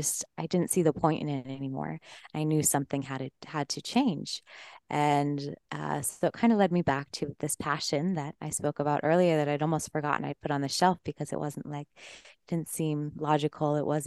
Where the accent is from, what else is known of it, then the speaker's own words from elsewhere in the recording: Colorado, United States; I'm originally from Colorado, and yeah, just grew up fairly normal life, I would say.